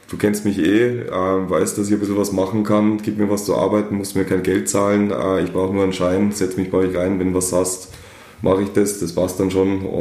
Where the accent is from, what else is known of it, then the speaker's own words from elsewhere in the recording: Germany; wie man meinen Dialekt äh, entnehmen kann, bin ich äh, nicht einmal ein echter Österreicher